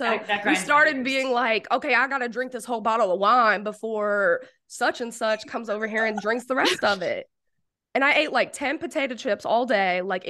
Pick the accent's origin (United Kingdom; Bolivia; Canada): United Kingdom; No, I am like boring white. I'm like from Britain or something.